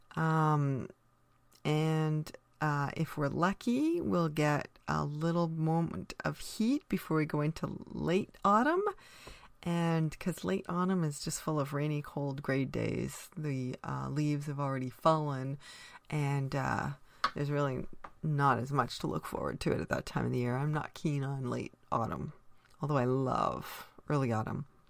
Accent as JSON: {"language": "English", "country": "Canada", "said": "being Canadian is an essential part of who I am"}